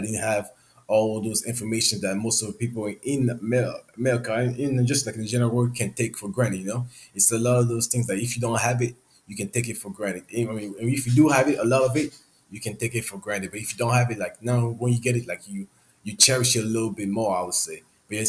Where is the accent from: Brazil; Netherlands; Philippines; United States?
United States; Boston, Massachusetts; born there; also born or lived in Gabon; now in Houston, United States; I was born in Gabon, which is in Central Africa. I came to the U.S. when I was 10. I was around Boston